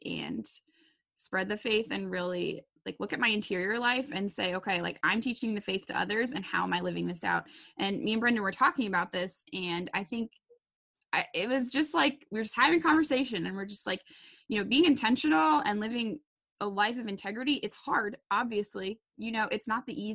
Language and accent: English; Wisconsin, United States; also born or lived in Dayton, Ohio; I'm from Wisconsin, for all you out there who are detecting my accent. Born and raised, well, I was actually born in Dayton, but moved here really as a young child. So raised in Wisconsin